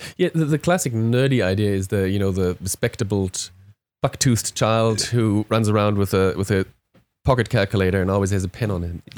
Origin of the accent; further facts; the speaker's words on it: Germany; English is a second language; moved away as an adult; now in Australia; by my accent you hear that I'm not originally from here, but, uh, as many, many Germans who live in Australia are, uh, scuba divers